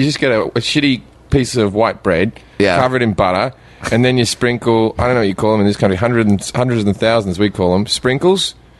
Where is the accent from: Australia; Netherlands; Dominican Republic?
Australia; moved away as an adult; now in United States; as an Australian